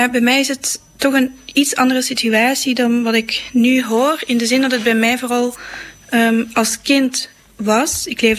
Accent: Belgium; ik kom zelf uit België en het is nu in Nederland

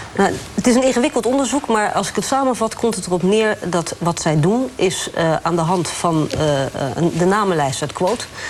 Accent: Krabbendijke, Zeeland, Netherlands; Ik kom uit Zeeland, uit Krabbedijken

